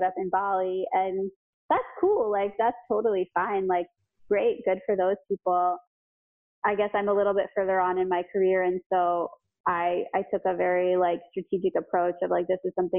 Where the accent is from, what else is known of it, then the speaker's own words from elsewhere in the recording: United States; as an American